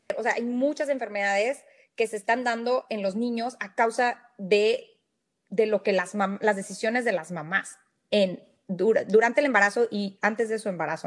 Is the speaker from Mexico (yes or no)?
yes; Monterrey, Nuevo León, Mexico; moved away as an adult; also born or lived in Saltillo / Reynosa; now in McAllen, United States; yo nací en México, soy mexicana, nací en, Monterrey, eh, viví varios años eh, en Saltillo, en Reynosa